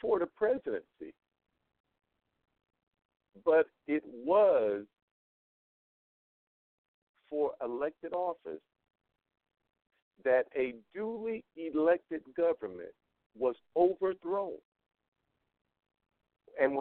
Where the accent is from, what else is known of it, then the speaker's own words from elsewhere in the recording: North Carolina, United States; now in Las Vegas, United States; I'm originally from North Carolina.